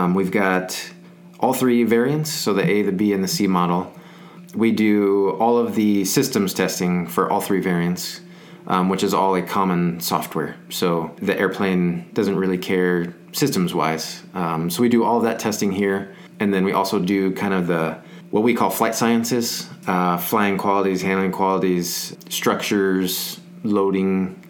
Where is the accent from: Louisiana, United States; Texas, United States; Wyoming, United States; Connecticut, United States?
Texas, United States; San Antonio; moved away as an adult; So I'm from San Antonio. My grandparents were in the service. They retired, and we stayed there at Randolph. I ended up staying there my whole life.